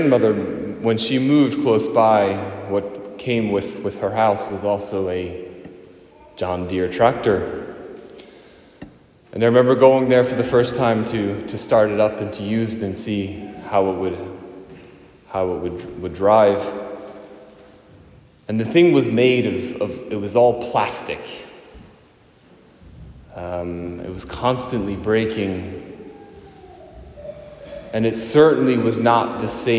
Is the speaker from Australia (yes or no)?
no; Ireland; our own country here